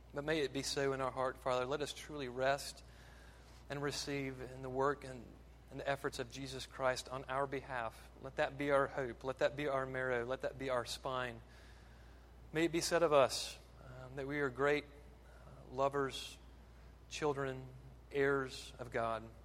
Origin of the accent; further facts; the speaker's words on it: American South, United States; American Southerners